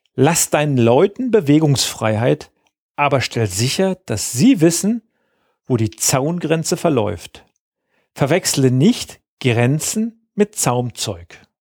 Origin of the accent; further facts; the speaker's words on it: Lower Saxony, Germany; bei uns in Niedersachsen